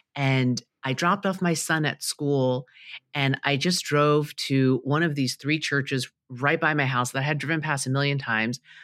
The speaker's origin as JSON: {"language": "English", "town": "New York City", "region": "New York", "country": "United States", "tie": "born or raised there", "said": "I grew up in Queens, New York"}